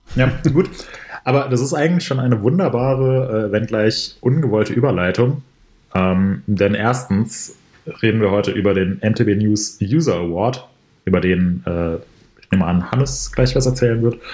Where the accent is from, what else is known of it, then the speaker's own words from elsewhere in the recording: Ober-Mörlen, Hesse, Germany; moved away; ich bin gerade in meinem Elternhaus